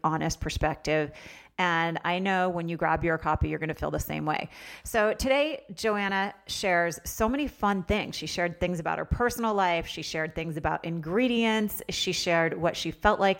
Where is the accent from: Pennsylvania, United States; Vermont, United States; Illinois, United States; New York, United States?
Vermont, United States; I'm from Vermont.